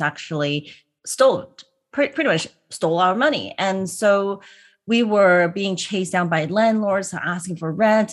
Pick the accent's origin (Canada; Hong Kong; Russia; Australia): Hong Kong; born or raised there; now in United States